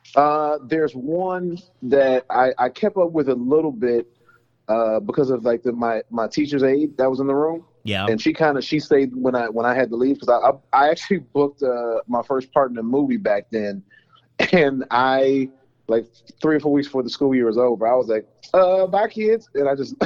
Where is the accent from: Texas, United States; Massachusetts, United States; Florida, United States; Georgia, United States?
Georgia, United States; Atlanta; now in Los Angeles, United States; I'm from Georgia. I'm from Atlanta originally